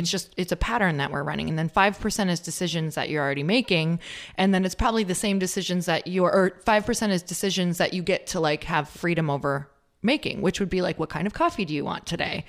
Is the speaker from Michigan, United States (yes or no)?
yes; Upper Michigan, United States; moved away; I'm from Upper Michigan, um, which is totally the North Woods.